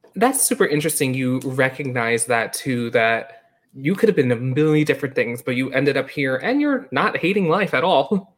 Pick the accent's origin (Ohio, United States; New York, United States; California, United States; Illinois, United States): New York, United States; moved away; growing up in New York, like, I wasn't in the theater community growing up